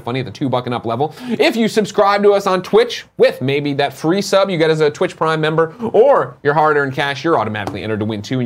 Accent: Midwest, United States; I was brought up in the Midwest in the early 80s

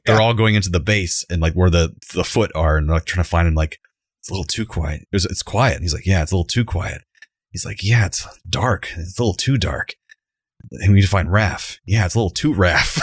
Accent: Central Florida, United States; born or raised there

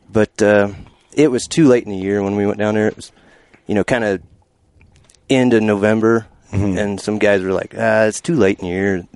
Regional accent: Indiana, United States; I'm from Indiana.

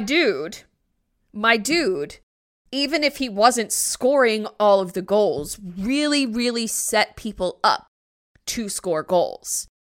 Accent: New Jersey, United States; I'm from New Jersey.

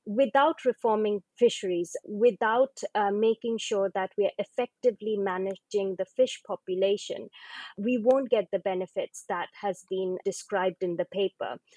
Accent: East India, India; I come from East India, and my region, as well as Bangladesh

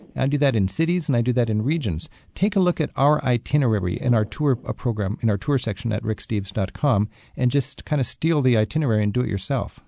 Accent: United States; I'm such an American

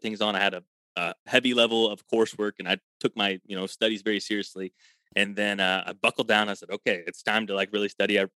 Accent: Illinois, United States; I'm from Illinois

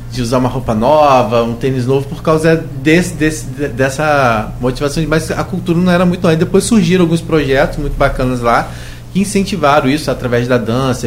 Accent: São João da Barra, Rio de Janeiro, Brazil; eu sou de Gruçaí

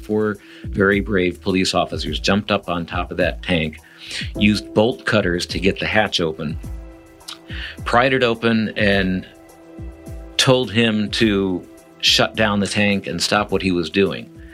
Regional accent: Midwest, United States; now in San Diego, United States; I'm from the Midwest

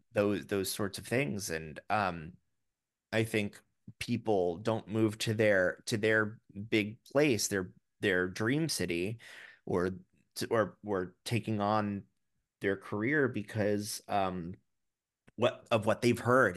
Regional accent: Florida, United States; now in New York City, United States; I grew up in Florida

